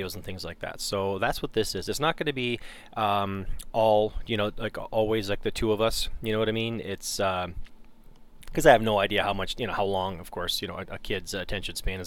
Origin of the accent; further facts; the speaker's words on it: Canada; now in United States; I grew up in Canada, but I've been gone, you know, for a long time, right? I mean, we moved to the States in 91